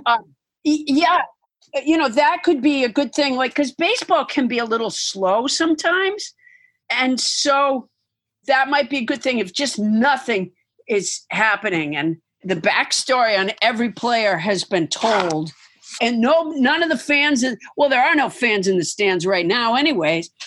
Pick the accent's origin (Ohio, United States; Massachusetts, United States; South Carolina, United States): Massachusetts, United States; I'm from Massachusetts